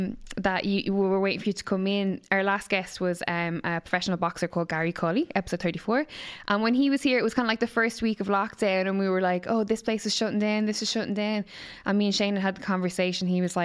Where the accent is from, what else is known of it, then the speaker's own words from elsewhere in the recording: Ireland; especially being Irish and having the repression, the burden of Catholicism.